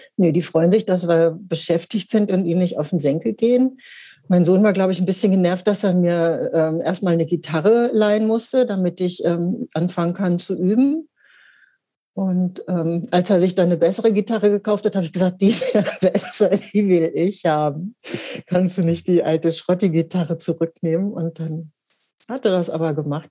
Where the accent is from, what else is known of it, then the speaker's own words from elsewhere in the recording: Hanover, Lower Saxony, Germany; moved away as an adult; now in Hamburg, Germany; ich bin äh, in Mittelfeld groß geworden in Hannover